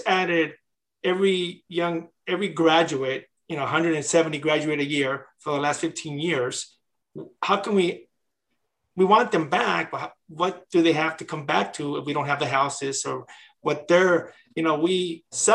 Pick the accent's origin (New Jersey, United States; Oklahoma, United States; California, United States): California, United States; Riverbank; also born or lived in Patterson, California / Bishop, California; now in Gonzales, United States; Then we moved to Riverbank, which at the time was 5,000 people